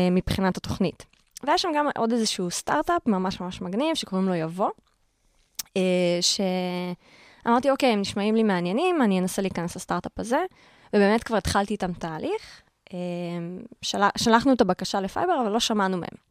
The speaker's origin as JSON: {"language": "Hebrew", "town": "Karmiel", "region": "Northern District", "country": "Israel", "tie": "born or raised there", "moved": "as an adult", "lives_now": "Tel Aviv, Israel", "said": "כל החיים גדלתי בכרמיאל, לא הכרתי משהו אחר"}